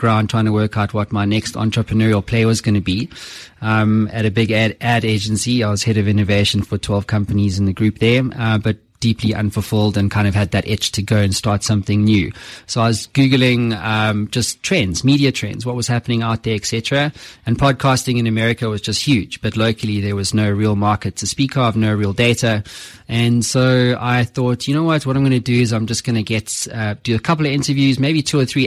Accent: Cape Town, Western Cape, South Africa; moved away as an adult; also born or lived in London; now in Johannesburg, South Africa; I was born in Cape Town, and then I pretty much lived overseas for the better part of 12 years

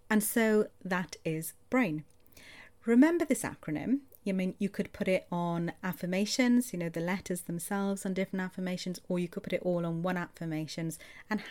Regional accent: Welsh, Wales, United Kingdom; Roll my R's because I'm Welsh

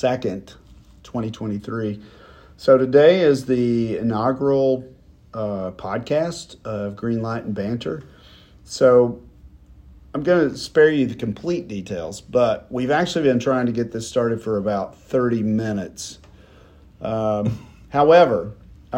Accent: Knoxville, Tennessee, United States; I'm from Knoxville as well

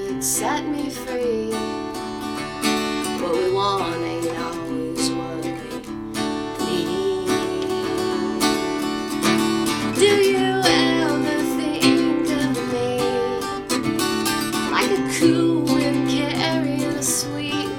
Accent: Midwest, United States; also born or lived in Indiana / Minnesota / Iowa; So I was raised in the Midwest

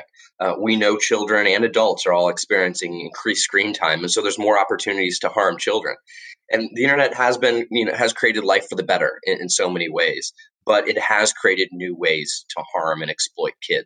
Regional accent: Florida, United States; moved away as an adult; also born or lived in Washington, D.C.; And now I live back in my home state of Florida

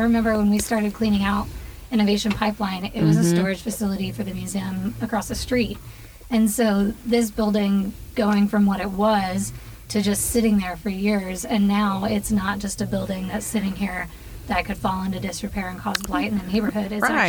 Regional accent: Tyler, Texas, United States; also born or lived in Miami; I grew up in Tyler, so I've been here most of my life, and then I lived in Miami for 5 years, so very, very opposite end of the spectrum there.

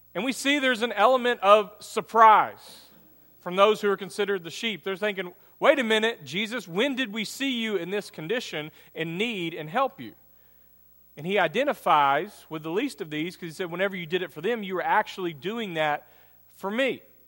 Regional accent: United States; American Christians

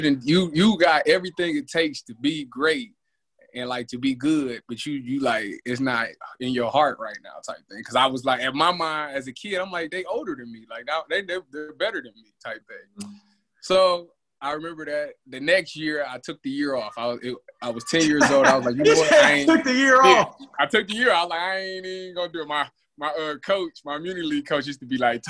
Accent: Cleveland, Ohio, United States; I'm from Cleveland, Ohio. I started playing football when I was 9 years old

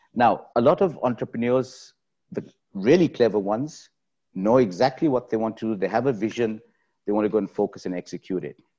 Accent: Nigeria; moved away as an adult; also born or lived in Suva, Fiji / Pakistan (parents); now in Dubai, United Arab Emirates; I grew up in Nigeria. So my formative years, from the age of two to eighteen, was in Nigeria.

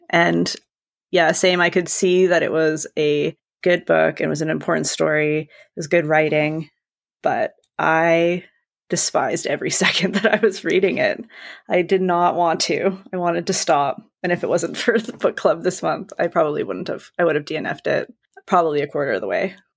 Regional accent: Canada; as a Canadian

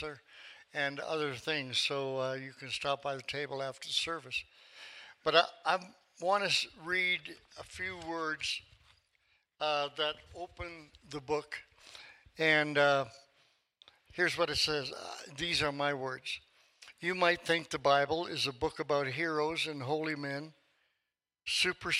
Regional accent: Tulsa, Oklahoma, United States; I come from Tulsa

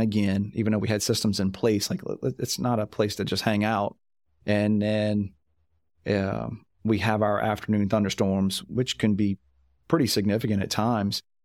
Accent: Louisiana, United States; I'm from Louisiana

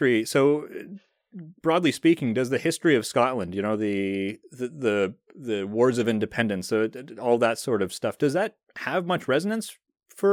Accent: Canada; we have that in Canada with Quebec

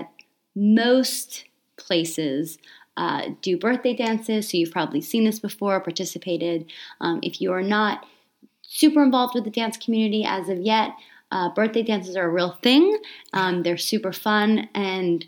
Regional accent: Australia; growing up in Australia, like there wasn't a lot of technology at the time.

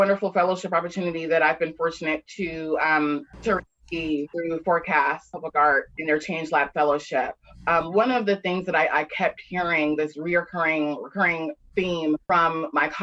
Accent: Atlanta, Georgia, United States; I'm born and raised in Atlanta

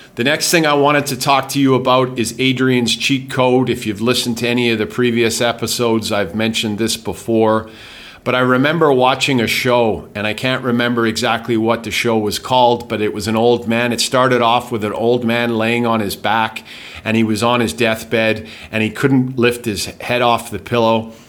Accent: Calgary, Alberta, Canada; moved away as an adult; also born or lived in England / Winnipeg / Vancouver / Spain; now in Thailand; I grew up in Calgary. I was born in England

